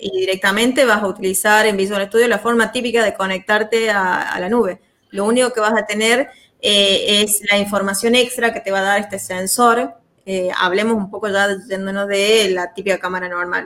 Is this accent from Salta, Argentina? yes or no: yes; Salta, Argentina; yo soy de Salta